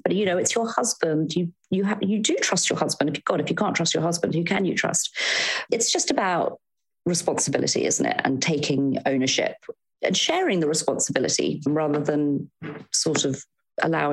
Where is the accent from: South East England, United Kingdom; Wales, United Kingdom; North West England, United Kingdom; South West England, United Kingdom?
South West England, United Kingdom; Devon; moved away as an adult; also born or lived in London; I'm from Devon originally. And my goodness, if you'd told my 18-year-old self that my 40-year-old self would be living back in Devon